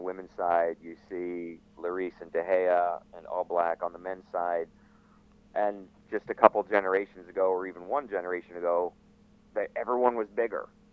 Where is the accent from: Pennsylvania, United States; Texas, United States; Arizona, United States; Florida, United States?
Florida, United States; moved away as an adult; also born or lived in England; growing up in Florida, ending up at Radford University